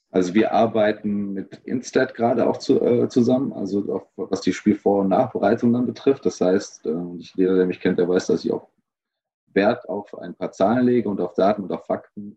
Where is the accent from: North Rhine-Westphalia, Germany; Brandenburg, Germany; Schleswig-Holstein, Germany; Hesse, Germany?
North Rhine-Westphalia, Germany; Gelsenkirchen; ich komme aus Gelsenkirchen